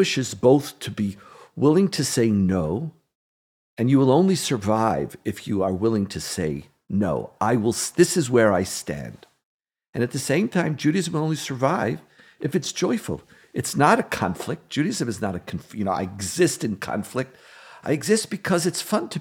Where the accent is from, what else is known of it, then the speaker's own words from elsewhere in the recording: Montreal, Quebec, Canada; now in Israel; Growing up in Canada, in Montreal, we weren't poor, but we didn't have a lot